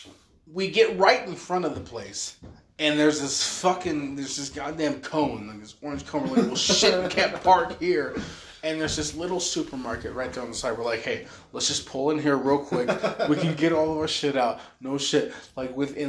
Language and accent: English; Utah, United States; I'm from Utah